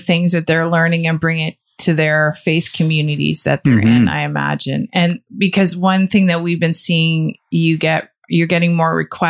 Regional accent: Canada; as a Canadian family, as a Christian Canadian families

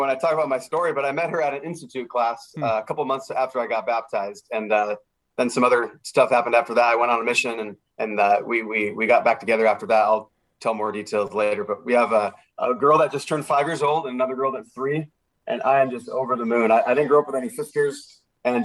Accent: Los Alamitos, California, United States; I'm from Southern California, born and raised in Orange County.

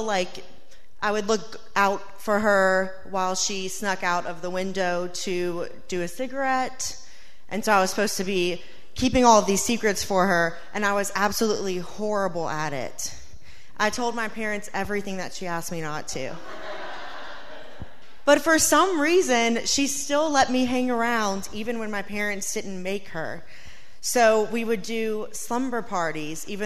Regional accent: Louisiana, United States; moved away as an adult; now in Norfolk, United States; We're from Louisiana, and people in Louisiana stay close

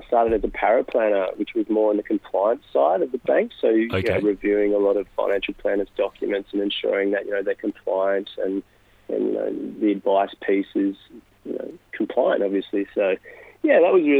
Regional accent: Katherine, Northern Territory, Australia; moved away; also born or lived in Wave Hill, Northern Territory / Hamilton, Victoria; I'm a young Indigenous fella from Katherine Northern Territory.

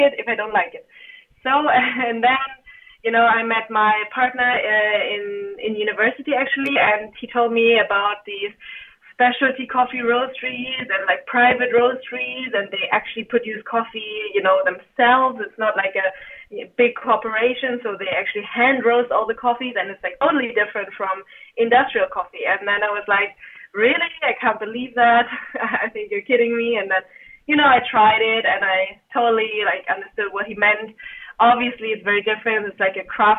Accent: Germany; now in China; I'm actually born and raised in Germany

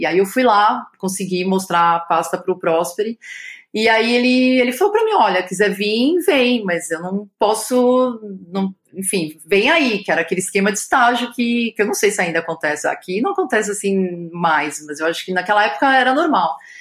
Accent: São Paulo, Brazil; nasci em São Paulo

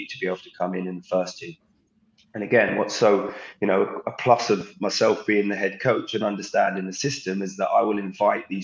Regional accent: Southampton, South East England, United Kingdom; now in Lexington, United States; growing up in Southampton's academy.

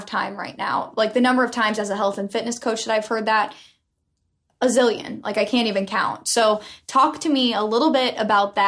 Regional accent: Iowa, United States; moved away; about an hour and a half from my hometown, Sarah's hometown.

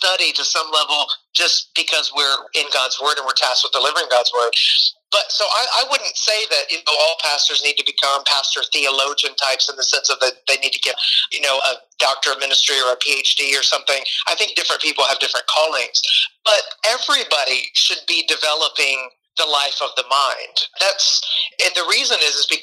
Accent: Middle Tennessee, United States; also born or lived in Romania; I grew up in Middle Tennessee

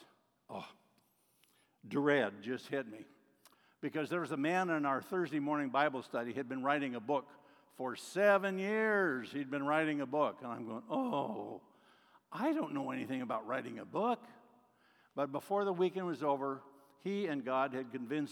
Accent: Oregon, United States; I'm from Oregon

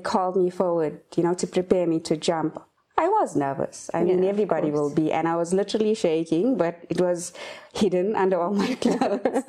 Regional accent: Phoenix, KwaZulu-Natal, South Africa; also born or lived in Overport; I was born in Overport, and I grew up in Phoenix. It's north of Durban.

